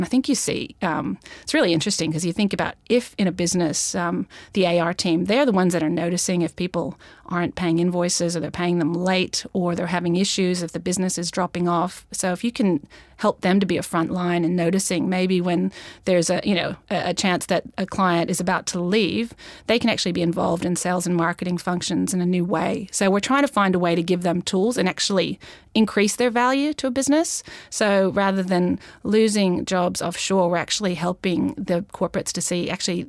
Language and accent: English; Australia; No, it's an Australian business, and I'm actually Australian too. I just sound American. I've been here a long time